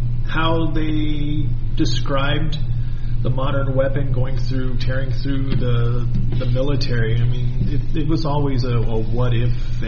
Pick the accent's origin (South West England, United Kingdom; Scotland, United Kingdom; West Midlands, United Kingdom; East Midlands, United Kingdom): Scotland, United Kingdom; And guess what? I'm a Scot.